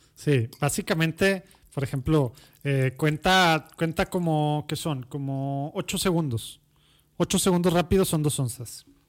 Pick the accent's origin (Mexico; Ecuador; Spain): Mexico; Monterrey, Nuevo León; also born or lived in Mexico City; Soy Regio, Regio, Regio. de la Conchita. Era el, único hospital